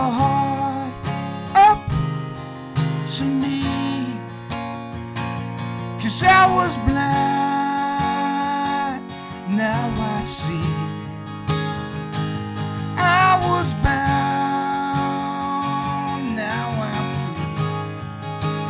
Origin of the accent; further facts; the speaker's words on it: Bishopbriggs, Scotland, United Kingdom; moved away as an adult; also born or lived in Glasgow / London; now in Kent, United Kingdom; I was born in the city of Glasgow, but I grew up outside in Bishop Briggs